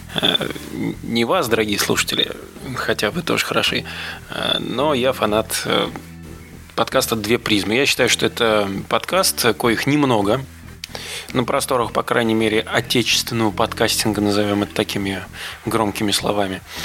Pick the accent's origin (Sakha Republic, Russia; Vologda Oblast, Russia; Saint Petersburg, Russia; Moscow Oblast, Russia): Moscow Oblast, Russia; я родом из Подмосковья